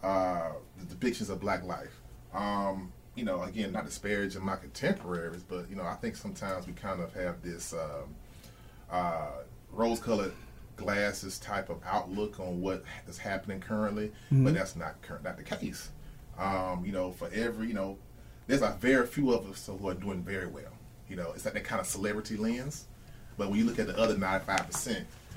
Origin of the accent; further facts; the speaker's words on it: Atlanta, Georgia, United States; I'm from the Atlanta area